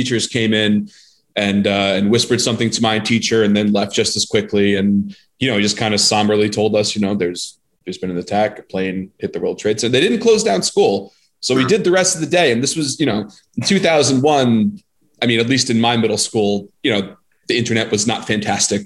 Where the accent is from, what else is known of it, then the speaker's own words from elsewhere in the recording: Nassau County, New York, United States; I grew up in Nassau